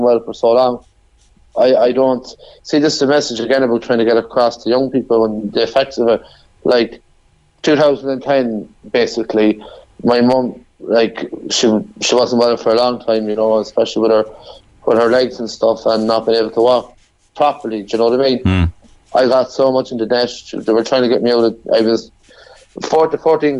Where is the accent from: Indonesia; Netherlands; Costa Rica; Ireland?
Ireland; Sligo, Connacht; moved away as an adult; also born or lived in Cork; I was from Sligo